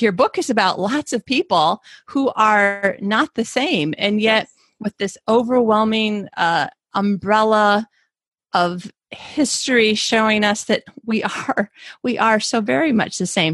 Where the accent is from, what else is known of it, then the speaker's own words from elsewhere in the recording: United States; now in Malmo, Sweden; as an American